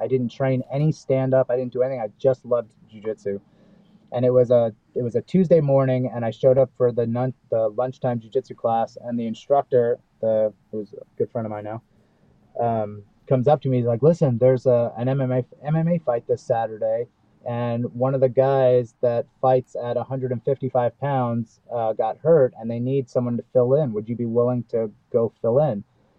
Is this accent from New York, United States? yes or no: yes; Brooklyn, New York, United States; Because growing up in Brooklyn, man, I was fighting kids when I was 4 years old. Like, it's in our blood. Like, we were just, you know, growing up in New York in the late 70s, early 80s